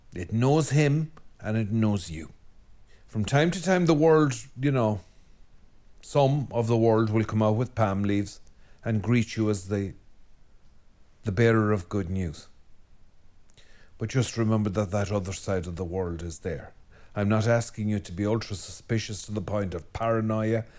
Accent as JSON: {"language": "English", "country": "Ireland", "said": "I'm Irish and we're a depressed lot."}